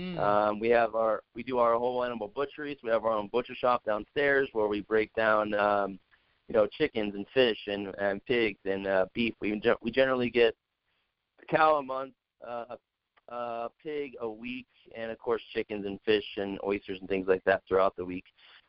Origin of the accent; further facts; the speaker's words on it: West Coast, United States; now in Denver, United States; Like I said, I grew up on the West Coast, so Denver fit myself and my family